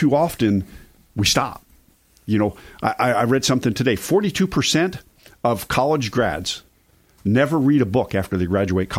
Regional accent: East Coast, United States; moved away; I grew up on the East Coast

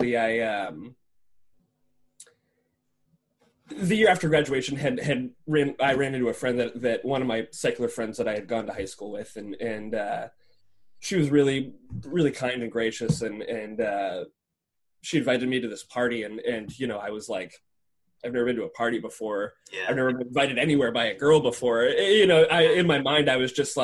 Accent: Monroeville, Pennsylvania, United States; I chose to stay in my hometown

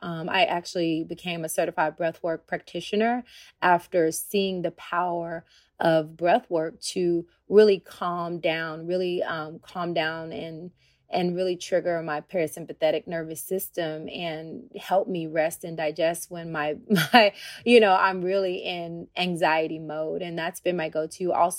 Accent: the South, United States; cornbread, you know, I'm from the South.

